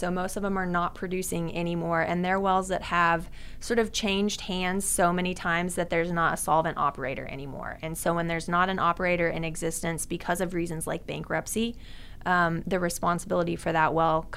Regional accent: Tulsa, Oklahoma, United States; I'm from Tulsa. Yeah, born and raised in Tulsa, actually just north of town

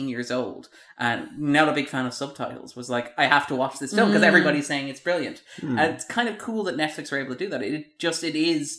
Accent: Ireland; we are Irish

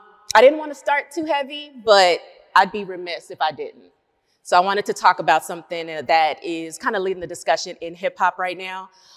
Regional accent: Austin, Texas, United States; I was based right here in Austin, Texas. This is my home, Hook 'em Horns.

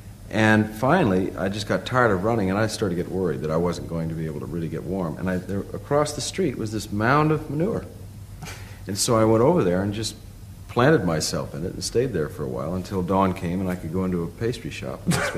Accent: California, United States; moved away as an adult; It had a lot to do with growing up in California, where the sun did always shine.

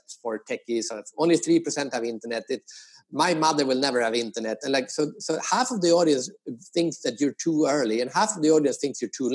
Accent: Sweden; also born or lived in United States; now in Asia; I am from Sweden. I used to live in the US, but now I've been living in Asia for 15 years

